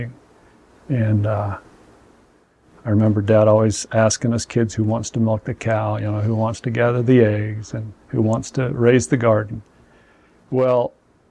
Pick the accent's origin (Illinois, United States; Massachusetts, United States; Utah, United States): Utah, United States; Salt Lake City; I was born in 1961 in Salt Lake and born to Mormon parents. And raised right